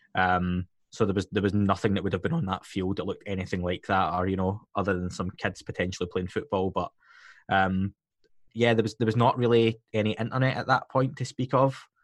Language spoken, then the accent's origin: English; Scotland, United Kingdom; being Scottish myself